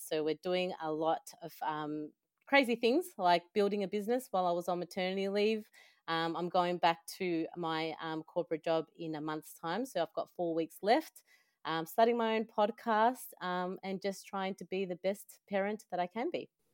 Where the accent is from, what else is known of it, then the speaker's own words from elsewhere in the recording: El Salvador; I am from El Salvador.